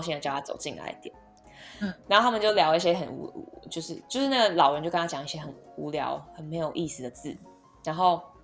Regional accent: Taipei, Taiwan; 我从小到大在内湖长大嘛

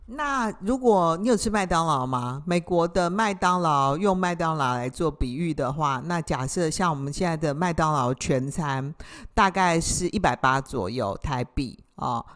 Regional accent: Taiwan; 那我们台湾人，以我来说，我连换个灯泡我都没办法换

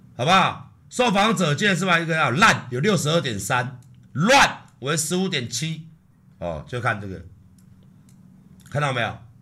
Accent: Taiwan; 我们台湾人

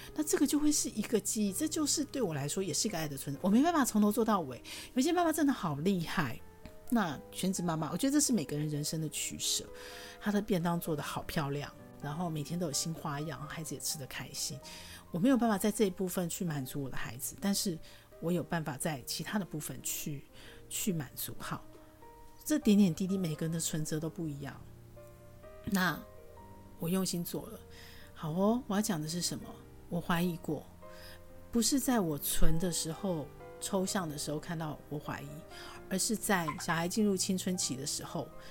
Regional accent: Taoyuan, Taiwan; also born or lived in Tainan; 我出生在桃园，小时候外公外婆在台南，放暑假，寒假就会回去

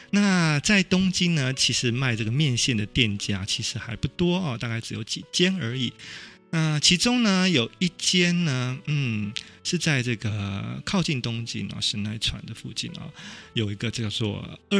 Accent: Taiwan; moved away as an adult; now in Tokyo, Japan; 可以让我们这些异乡游子透过食物呢，舌尖的美味，回到我们的故乡台湾。

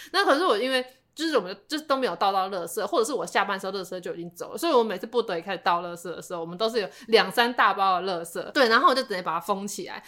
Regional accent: Taipei, Taiwan; 我们台北人

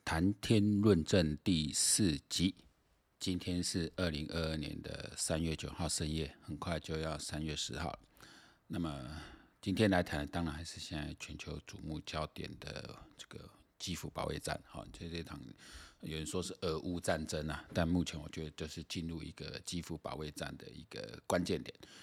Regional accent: Taiwan; 像我们台湾这边的话

